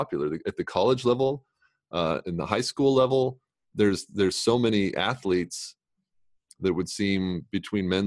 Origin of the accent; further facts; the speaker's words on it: San Jose, California, United States; I grew up in the Bay Area